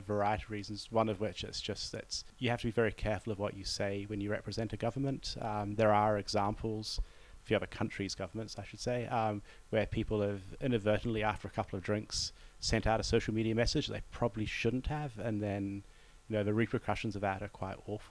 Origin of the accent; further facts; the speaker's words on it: New Zealand; moved away; as a New Zealander